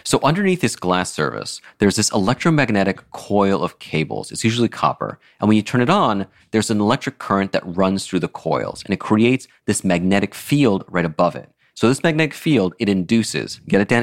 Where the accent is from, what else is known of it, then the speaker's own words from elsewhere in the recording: Florida, United States; moved away; I grew up in Florida where everyone had an electric stove